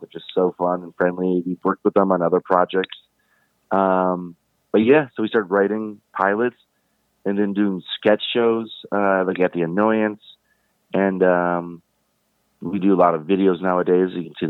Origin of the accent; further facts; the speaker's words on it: Brooklyn, New York, United States; I'm from Brooklyn, not New York, Brooklyn.